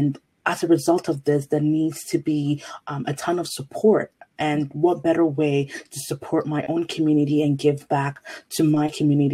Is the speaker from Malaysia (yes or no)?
no; Ghana; moved away; I was born and raised in Ghana, West Africa